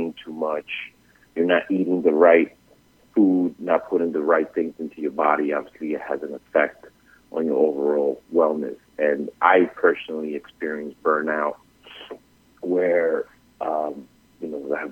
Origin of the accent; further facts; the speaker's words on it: New York City, New York, United States; also born or lived in Bogotá, Colombia; I was born in Bogota, but raised in Brooklyn